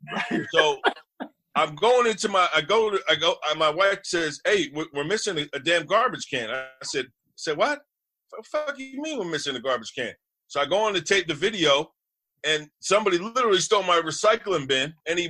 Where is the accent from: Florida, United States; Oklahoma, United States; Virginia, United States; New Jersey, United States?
New Jersey, United States; Harrison; thank God I'm in Harrison, my hometown.